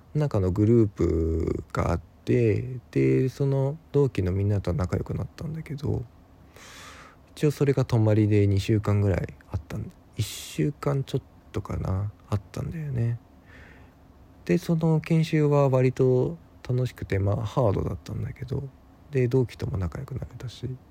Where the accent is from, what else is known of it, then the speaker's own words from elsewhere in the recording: Ibaraki, Japan; moved away as an adult; also born or lived in Tokyo; 僕、出身が茨城